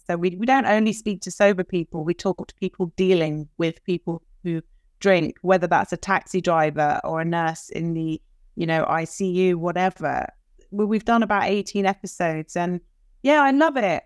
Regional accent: London, United Kingdom; moved away; I'm from London. I have American parents.

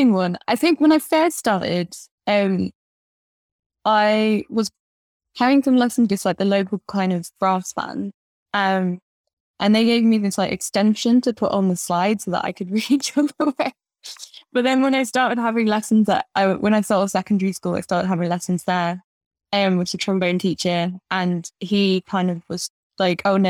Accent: Lincoln, East Midlands, United Kingdom; moved away as an adult; also born or lived in Johannesburg, South Africa; now in London, United Kingdom; I grew up in Lincoln, and then moved to London about 10 years ago

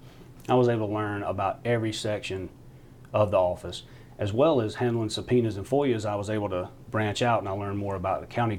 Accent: Belton, South Carolina, United States; I grew up in Belton. So just down the road from downtown Anderson, about 12 minutes. Been there just about my whole life.

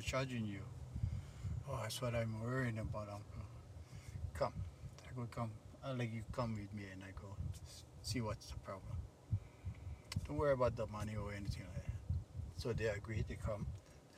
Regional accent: Hawaii, United States; I come from Hawaii

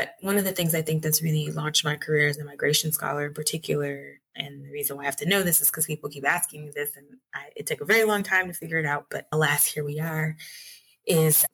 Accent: Newark, New Jersey, United States; moved away as an adult; now in Lima, Peru; I grew up in Newark, New Jersey

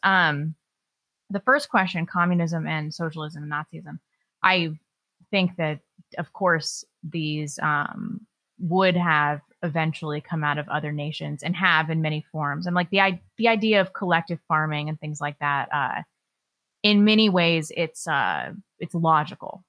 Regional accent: California, United States; moved away; I was born in California and lived there a bunch

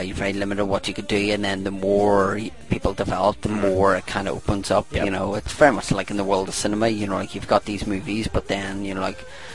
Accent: Northern Ireland, United Kingdom; We're from Northern Ireland

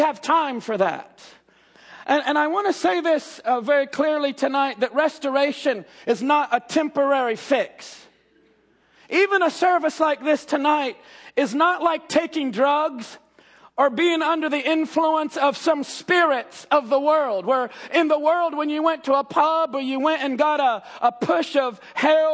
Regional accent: Jeffersonville, Indiana, United States; born and raised in Jeffersonville

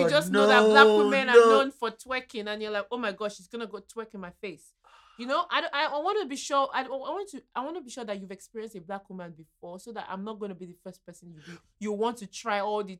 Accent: Nigeria; I'm a Nigerian

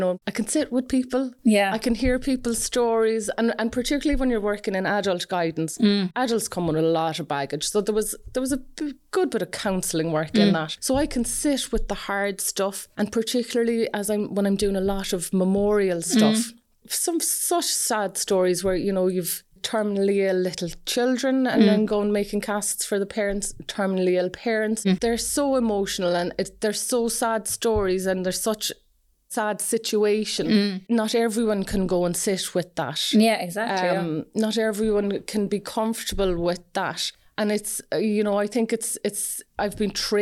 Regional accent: Fermoy, Munster, Ireland; moved away as an adult; also born or lived in Cork; now in West Cork, Ireland; I'm from Fermoy originally

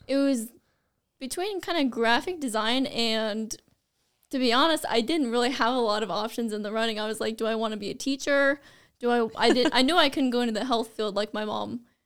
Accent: Vinson, Iowa, United States; also born or lived in Fort Dodge, Iowa; I am from the small town of Vinson, Iowa

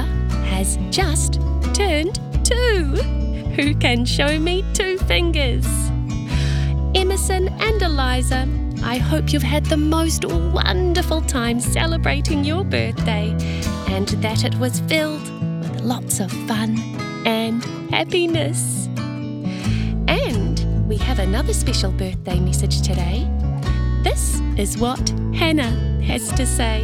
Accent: Christchurch, Canterbury, New Zealand; now in Melbourne, Australia; Do you know that you live where I grew up? I'm from Christchurch too, but now I live in Melbourne, Australia.

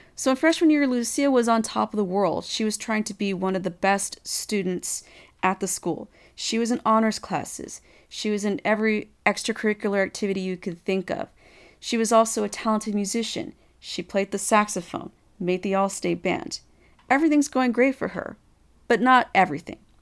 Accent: Texas, United States; I'm from Texas

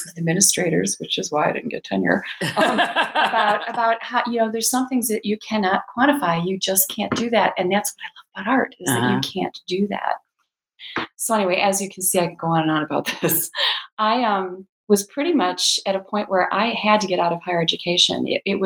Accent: Chicago, Illinois, United States; I grew up in the Chicago area

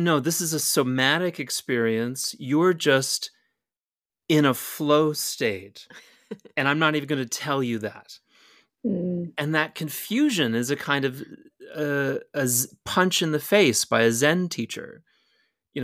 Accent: Slidell, Louisiana, United States; I grew up in Slidell, which is quite near Hammond

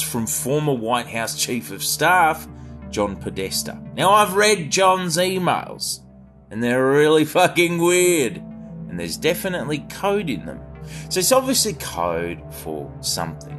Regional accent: Australia; as one of a relatively small pool of Australian content creators

